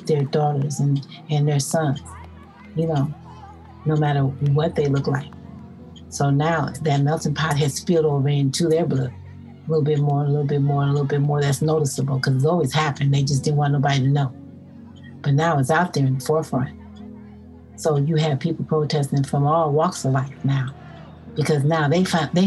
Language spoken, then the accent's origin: English; Minneapolis, Minnesota, United States; I'm from Minneapolis, Minnesota